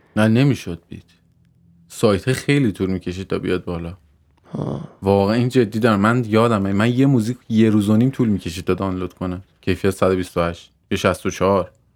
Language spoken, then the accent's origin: Persian; Tehran, Tehran Province, Iran; also born or lived in Mazandaran; من مازندران به دنیا آمدم تهران بزرگ شدم تا 22 سالگی شهرک بودم